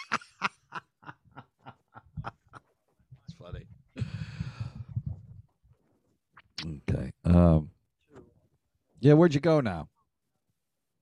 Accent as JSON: {"language": "English", "town": "Elmira", "region": "New York", "country": "United States", "tie": "born or raised there", "moved": "yes", "lives_now": "Los Angeles, United States", "said": "we grew up in the Northeast in upstate New York"}